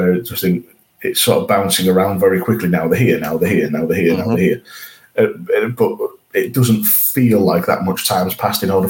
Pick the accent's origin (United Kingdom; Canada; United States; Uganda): United Kingdom; Yorkshire and the Humber; as a Yorkshireman